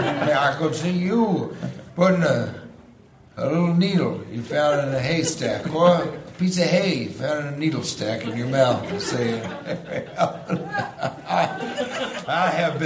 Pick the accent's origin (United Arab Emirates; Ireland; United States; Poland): United States; Santa Cruz, California; I'm not from San Diego. I'm from Santa Cruz, motherfucker.